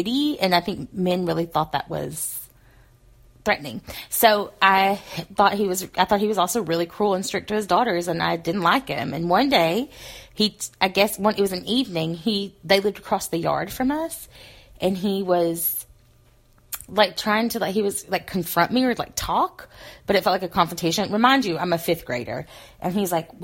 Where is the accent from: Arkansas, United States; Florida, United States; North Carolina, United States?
Arkansas, United States; accent: Southerner; moved away; also born or lived in Pacific Northwest; I moved from Arkansas to the Pacific Northwest